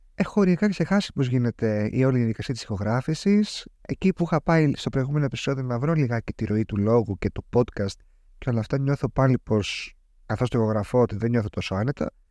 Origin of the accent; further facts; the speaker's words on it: Greece; σαν Έλληνας πολίτης